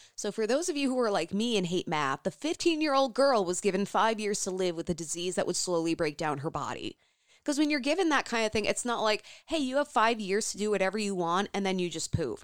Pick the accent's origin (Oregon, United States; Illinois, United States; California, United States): Illinois, United States; Champaign; now in Minnesota, United States; That is my hometown.